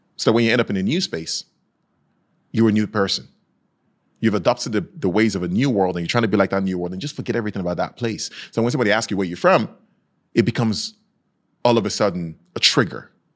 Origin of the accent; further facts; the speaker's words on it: Nigeria; now in Norway; I was raised in Nigeria